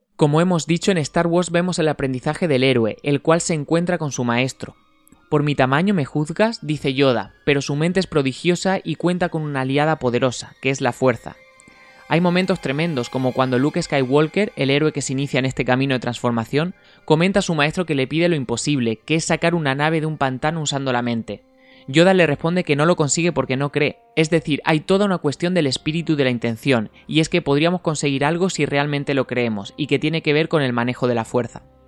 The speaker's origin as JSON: {"language": "Spanish", "country": "Spain", "said": "nosotros en España"}